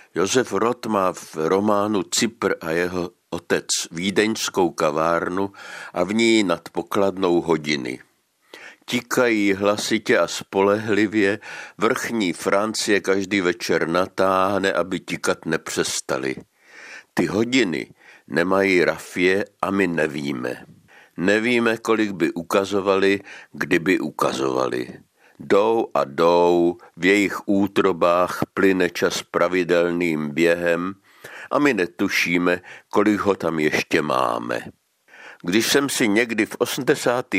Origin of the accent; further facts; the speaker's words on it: Moravia, Czechia; now in Prague, Czech Republic; u nás na Moravě